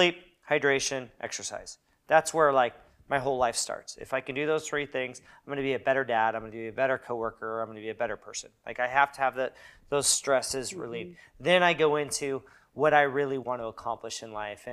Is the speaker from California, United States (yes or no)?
yes; Newport Beach, California, United States; moved away as an adult; now in Long Beach, United States; I grew up in Newport Beach, which is really whitewashed